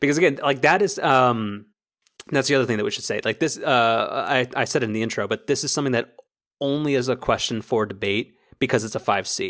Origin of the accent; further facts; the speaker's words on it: United States; as an American